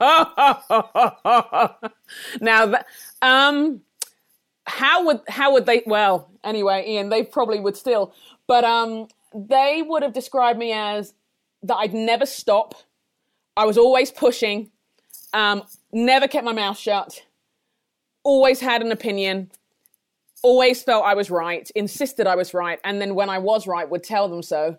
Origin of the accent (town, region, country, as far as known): London, United Kingdom; born or raised there; moved away as an adult